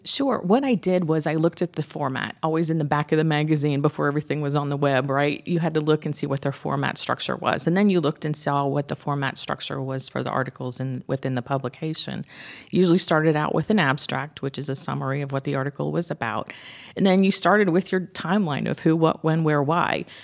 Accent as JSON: {"language": "English", "town": "Dunwoody", "region": "Georgia", "country": "United States", "tie": "born or raised there", "said": "I grew up in Dunwoody"}